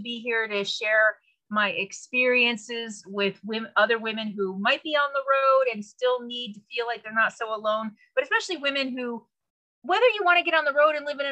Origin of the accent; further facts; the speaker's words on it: San Francisco Bay Area, California, United States; I'm originally from the San Francisco Bay Area